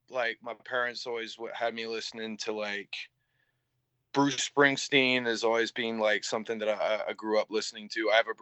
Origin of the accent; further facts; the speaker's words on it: Canterbury, South East England, United Kingdom; first hardcore show in Canterbury, where like I was like, oh, there's like a community, and it's like in my hometown.